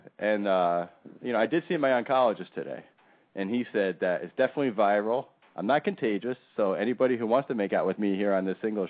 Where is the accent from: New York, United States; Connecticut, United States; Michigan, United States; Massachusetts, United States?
Connecticut, United States; We have one in Connecticut, which is my hometown happy hour that Kristen and I will be at.